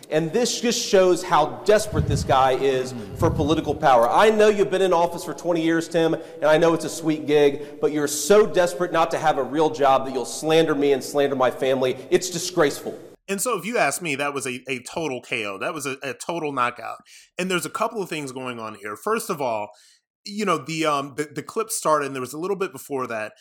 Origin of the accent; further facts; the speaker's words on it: Ohio, United States; I'm from Ohio like J D Vance